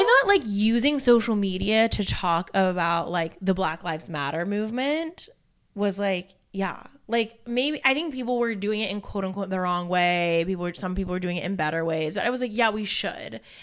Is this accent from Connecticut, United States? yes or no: no; Alabama, United States; I'm from Alabama